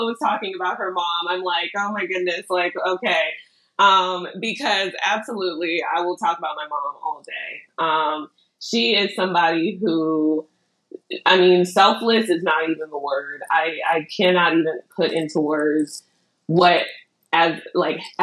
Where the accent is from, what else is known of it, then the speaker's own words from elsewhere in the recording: Ghana; I'm Ghanaian